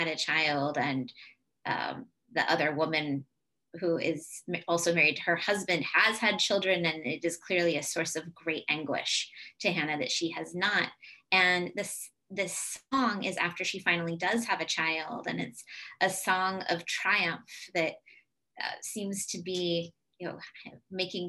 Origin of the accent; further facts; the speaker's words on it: Southern California, United States; moved away; also born or lived in New England; I'm originally from Southern California, but have spent a lot of my life in New England